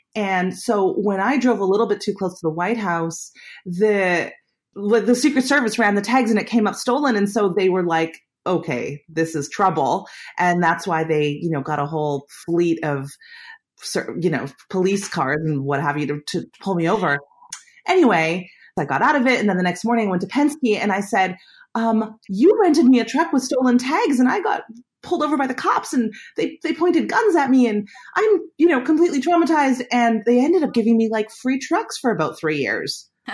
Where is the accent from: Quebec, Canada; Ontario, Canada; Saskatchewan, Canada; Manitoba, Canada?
Manitoba, Canada; Winnipeg; moved away; growing up in Winnipeg